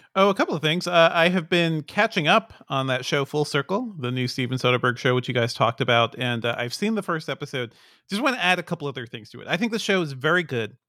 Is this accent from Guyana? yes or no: yes; Guyana; we never get to see anything about my home country that's not, you know, it's, it's all Jim Jones. That's all, that's the only story people hear about Guyana